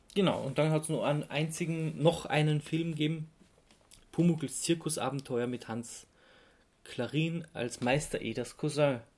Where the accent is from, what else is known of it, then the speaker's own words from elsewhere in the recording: Austria; als Österreicher